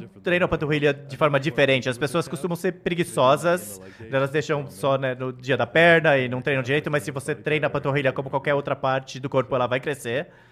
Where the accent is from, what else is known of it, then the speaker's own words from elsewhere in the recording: Canada; now in Florida, United States; Eu sou do Canadá